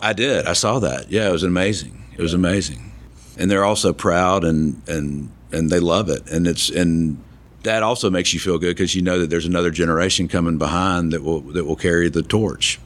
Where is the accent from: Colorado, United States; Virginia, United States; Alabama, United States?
Alabama, United States; Tuscaloosa; I'm from Alabama, grew up in Tuscaloosa